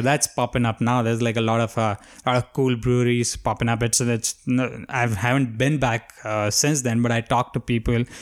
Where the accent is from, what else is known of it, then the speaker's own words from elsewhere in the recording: India; moved away; growing up in India